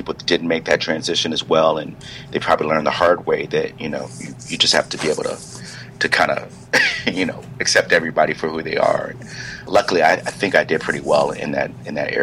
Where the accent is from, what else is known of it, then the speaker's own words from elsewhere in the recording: Silver Spring, Maryland, United States; also born or lived in Hampton, Virginia; I'm from Maryland originally, Silver Spring, Maryland